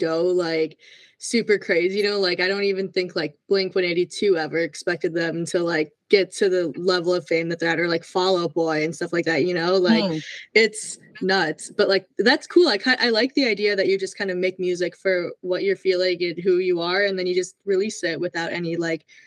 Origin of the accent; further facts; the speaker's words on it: Minneapolis, Minnesota, United States; I'm from Minnesota. I'm from Minneapolis.